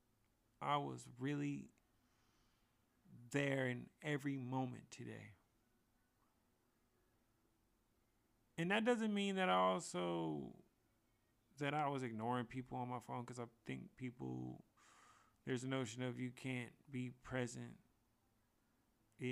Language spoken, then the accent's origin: English; San Francisco, California, United States; being in my hometown at Golden Gate Park